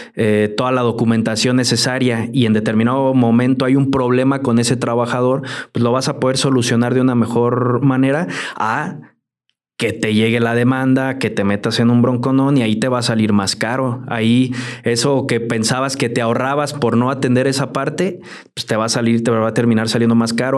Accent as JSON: {"language": "Spanish", "country": "Mexico", "said": "así somos el mexicano"}